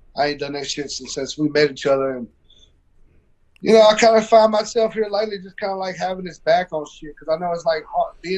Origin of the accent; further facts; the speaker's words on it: Tennessee, United States; I'm from the South, man, I'm from Tennessee